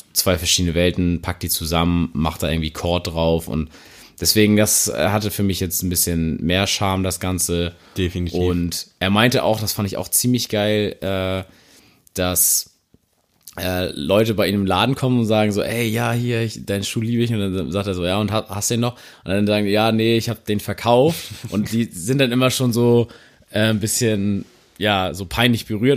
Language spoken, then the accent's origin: German; Northern Germany, Germany; für uns Norddeutsche